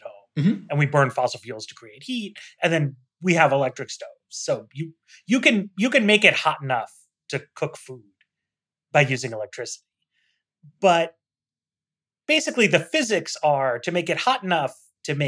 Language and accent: English; New York, United States; moved away; I grew up in New York